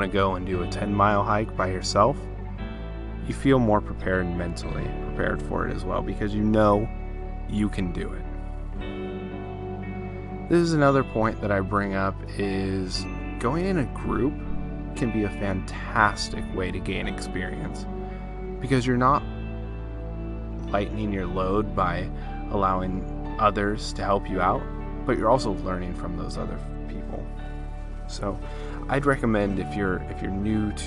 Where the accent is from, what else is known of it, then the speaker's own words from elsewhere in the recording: California, United States; I'm from California, so a lot of the stuff that is relative to me is California-based